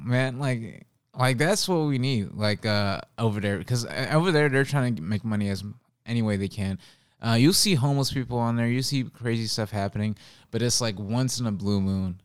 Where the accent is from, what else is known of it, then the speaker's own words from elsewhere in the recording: Oakland, California, United States; now in New York, United States; I'm from Oakland